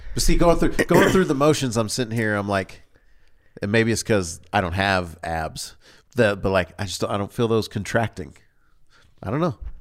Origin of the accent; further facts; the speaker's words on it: the South, United States; accent: Southern; I grew up in the South, and so sometimes without me recognizing it, a Southern draw or Southern enunciation will come out.